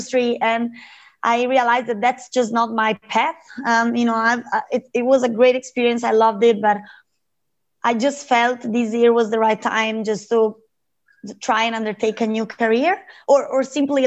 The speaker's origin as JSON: {"language": "English", "area": "Lake Como", "region": "Lombardy", "country": "Italy", "tie": "born or raised there", "moved": "as an adult", "lives_now": "Australia", "said": "I come from Italy, from Lake Como"}